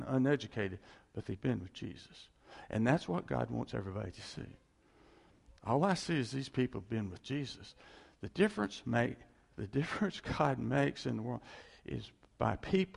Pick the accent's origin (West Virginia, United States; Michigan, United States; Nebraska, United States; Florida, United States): West Virginia, United States; moved away; also born or lived in Texas; a little place in West Virginia where I grew up. We moved there from Texas.